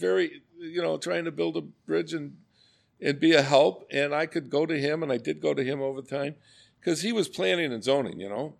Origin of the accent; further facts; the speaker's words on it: Glen Haven, Illinois, United States; also born or lived in Iowa; now in Elmhurst, United States; I grew up in Glen Haven, right up against the interst-, a double interstate right of way